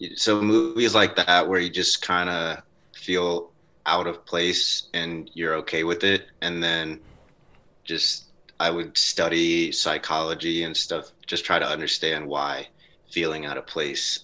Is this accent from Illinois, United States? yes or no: no; North Carolina, United States; me coming out of North Carolina. I spent a lot of time outside